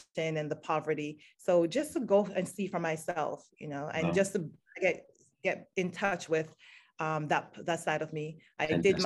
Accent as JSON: {"language": "English", "country": "Jamaica", "tie": "born or raised there", "moved": "as an adult", "lives_now": "Maryland, United States", "said": "I grew up in Jamaica"}